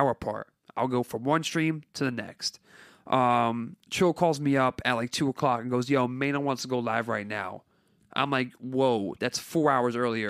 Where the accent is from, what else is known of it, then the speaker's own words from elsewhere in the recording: Carteret, New Jersey, United States; I grew up in Carteret, New Jersey